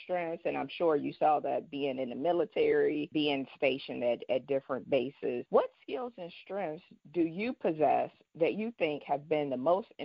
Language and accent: English; Dayton, Ohio, United States; I grew up in Dayton